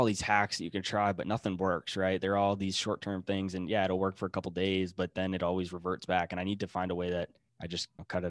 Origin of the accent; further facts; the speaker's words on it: Northeast, United States; I say wicked a lot. I'm from Boston. I'm not from Boston, but I'm from Northeast. We say wicked.